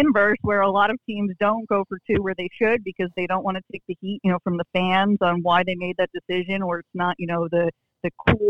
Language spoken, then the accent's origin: English; New Jersey, United States; also born or lived in New York; So I was born in New York, raised in New Jersey, but right now I'm actually in Puerto Rico.